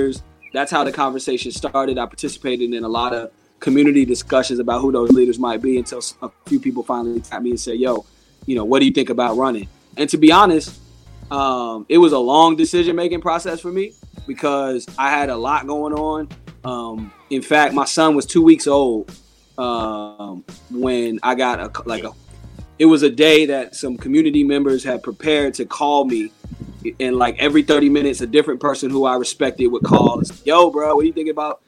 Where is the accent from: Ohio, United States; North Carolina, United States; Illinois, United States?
North Carolina, United States; Durham; I was born here